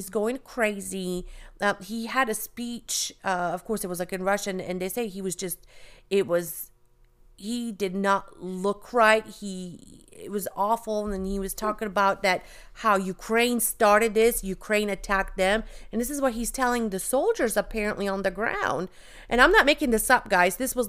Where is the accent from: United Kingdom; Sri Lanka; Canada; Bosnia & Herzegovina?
Bosnia & Herzegovina; moved away; also born or lived in Germany; You know, when I moved here from Bosnia, and, you know, I lived in Germany, then moved here, people had no idea where Bosnia was.